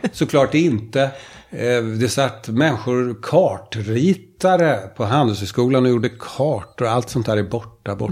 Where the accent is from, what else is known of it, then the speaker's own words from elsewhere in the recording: Finland; Den kommun jag kommer ifrån i Finland, jag kommer från Finland